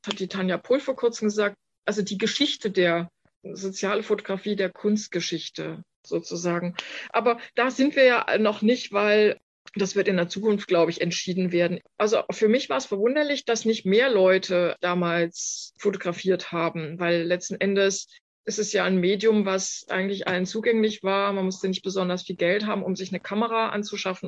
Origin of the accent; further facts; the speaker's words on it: Germany; moved away as an adult; also born or lived in Manhattan, New York; Ich bin da quasi als Deutsche hin